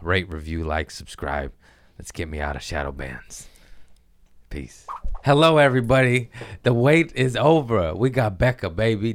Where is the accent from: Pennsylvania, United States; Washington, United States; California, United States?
California, United States; Torrance; I grew up in Torrance